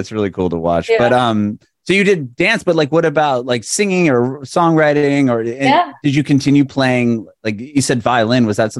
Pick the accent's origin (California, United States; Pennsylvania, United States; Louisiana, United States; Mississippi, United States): California, United States; I grew up in California.